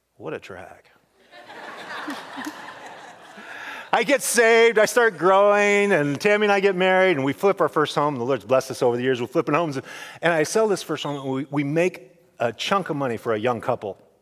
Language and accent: English; Idaho, United States; we come from Idaho, old school town